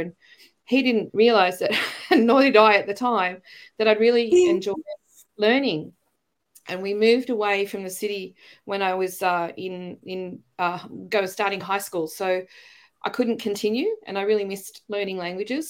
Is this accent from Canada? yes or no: no; Australia; accent: Australian; moved away as an adult; also born or lived in China; I've got my Australian accent back, but you know, when I was working overseas, the Brits would ask me if I was American, and the Americans would ask me if I was British, and I'd be like, "No, you're all wrong." you know, I'm an Aussie.